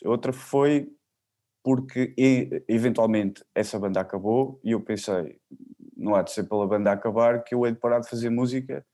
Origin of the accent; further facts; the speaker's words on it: Figueira da Foz, Coimbra District, Portugal; also born or lived in Barreiro; a partir dos 15 dias de idade fiquei com ela, uhum. uh, logo fiquei aqui na Figueira